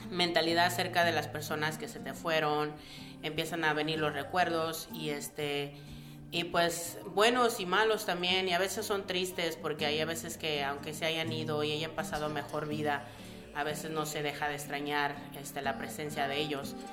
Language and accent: Spanish; Mexico City, Mexico; born there; also born or lived in Tabasco; yo, nací en la Ciudad de México y este y en la Ciudad de México y este me moví a Tabasco son completamente muy diferentes